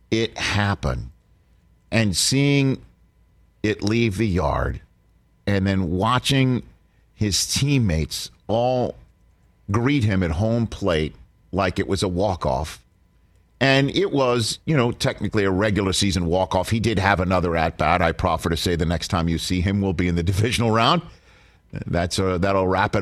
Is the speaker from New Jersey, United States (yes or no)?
no; New York City, New York, United States; growing up in Staten Island, New York